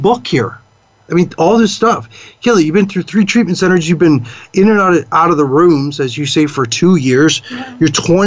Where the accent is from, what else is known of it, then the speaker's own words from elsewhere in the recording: Chicago, Illinois, United States; moved away; I'm from Chicago. I couldn't go back to Chicago for a while.